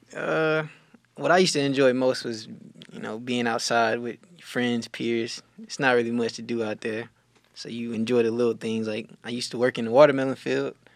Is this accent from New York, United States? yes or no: no; Cordele, Georgia, United States; moved away; I'm from Cordial, Georgia